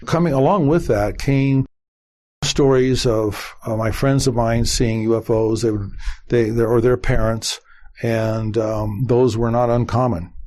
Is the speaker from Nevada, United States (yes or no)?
yes; Las Vegas, Nevada, United States; I was born there, and you know at that time there might have been twenty some thousand, maybe twenty five thousand. I was blessed to be uh, to be uh, growing up in that environment.